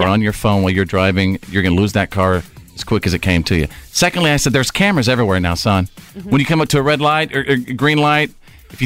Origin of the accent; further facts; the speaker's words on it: New York, United States; I'm from New York